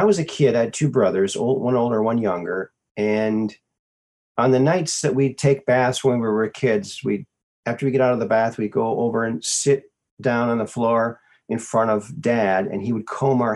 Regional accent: Minnesota, United States; also born or lived in Arizona; I was born in Arizona. Lived there for 6 months, and then family moved back to Minnesota, where both my folks are from. I grew up there.

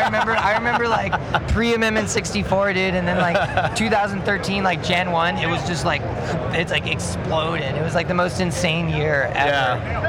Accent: Mead, Colorado, United States; also born or lived in Black Hawk, Colorado; I grew up in Mead, near Longmont, but I live in Blackhawk now.

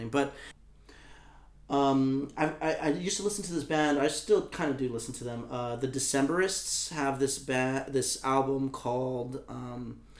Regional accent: Texas, United States; also born or lived in Colorado; people from my hometown are into the Cowboys, right? Because I'm from Texas.

